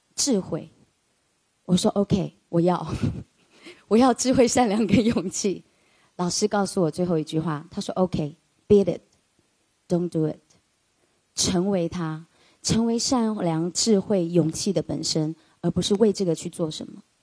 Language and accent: Chinese; Taiwan; 我父亲是个军人，他从山东到了台湾